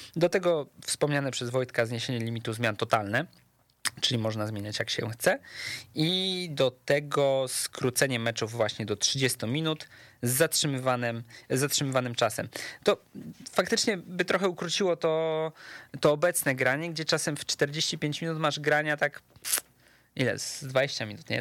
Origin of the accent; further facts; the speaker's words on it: Łódź, Łódź Voivodeship, Poland; jestem z Łodzi